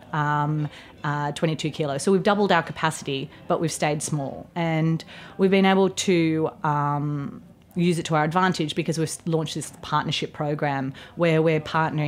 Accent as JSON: {"language": "English", "country": "Australia", "moved": "yes", "lives_now": "United States", "said": "Being Australian"}